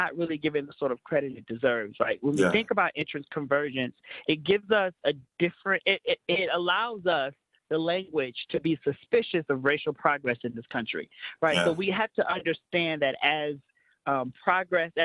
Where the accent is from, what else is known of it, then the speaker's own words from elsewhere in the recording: Chicago, Illinois, United States; I am from the South Side of Chicago, so a lot of my own upbringing was in inner city low income schools.